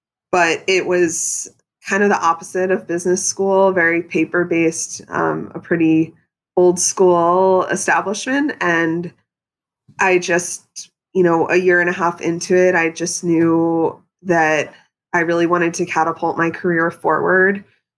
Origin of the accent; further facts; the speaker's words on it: Pennsylvania, United States; moved away; growing up in Pennsylvania, I mean, I think I had sushi twice before I moved to New York City. I was in a rural suburban area.